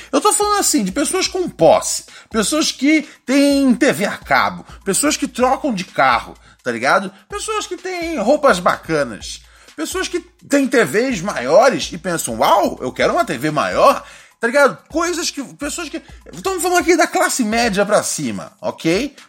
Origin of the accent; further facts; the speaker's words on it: Brazil; a gente é brasileiro